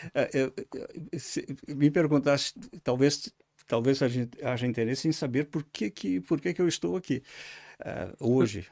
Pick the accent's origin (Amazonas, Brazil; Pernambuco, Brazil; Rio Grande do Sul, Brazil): Rio Grande do Sul, Brazil; Caxias do Sul; accent: southern Brazil; moved away as an adult; also born or lived in England / Beja, Portugal; now in Portugal; Nasci numa, numa pequena cidade, do, uma, uma cidade industrial no sul do Brasil, chama-se Caxias do Sul, é, uma antiga colônia italiana. É, Sou descendente de, de quatro famílias, os avós do norte da Itália, é, modestos, e uh, fiz toda a educação, minha educação uh, em Caxias do Sul